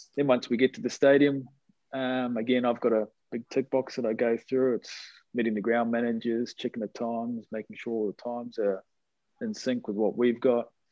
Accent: Hibiscus Coast, north of Auckland, New Zealand; also born or lived in Sydney, Australia; I grew up in uh, a place just north of Auckland, Hibiscus Coast

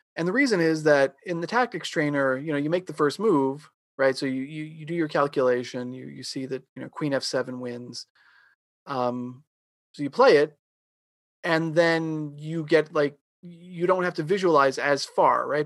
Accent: Long Island, New York, United States; I grew up in New York, um, I grew up on Long Island.

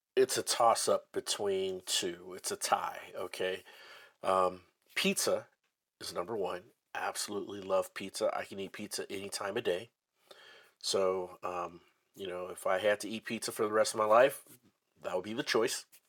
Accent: Midwest, United States; also born or lived in North Dallas, Texas; now in Dallas, United States; I'm from the the Midwest

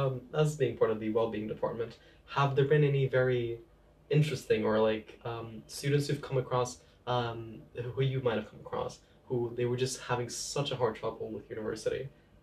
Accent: Portugal; now in United Kingdom; I'm from Portugal myself.

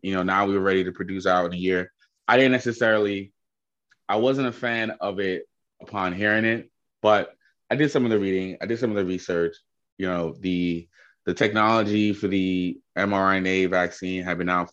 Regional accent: New York City, New York, United States; I'm from Queens, Jamaica, New York. Born and raised, been here 30 years

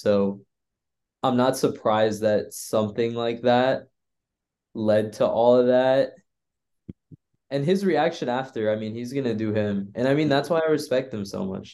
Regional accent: the Bay Area, California, United States; I'm from the Bay

